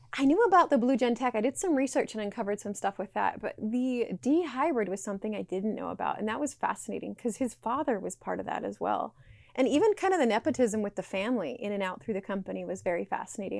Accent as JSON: {"language": "English", "region": "Utah", "country": "United States", "tie": "born or raised there", "said": "I was raised in Utah"}